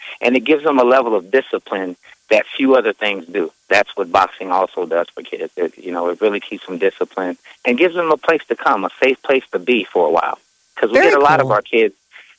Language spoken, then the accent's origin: English; New York City, New York, United States; moved away as an adult; also born or lived in Lincoln, Nebraska; now in Omaha, United States; I'm from Staten Island originally.